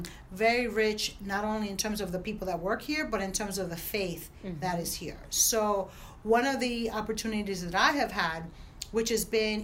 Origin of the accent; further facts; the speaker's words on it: Newark, New Jersey, United States; I grew up in Newark